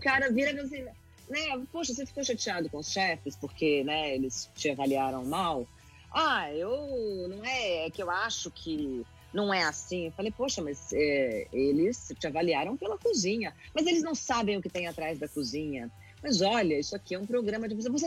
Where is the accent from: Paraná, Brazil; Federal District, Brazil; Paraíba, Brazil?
Federal District, Brazil; Brasília; Quando eu tinha uns seis anos de idade, e eu morava em Brasília, eu nasci em Brasília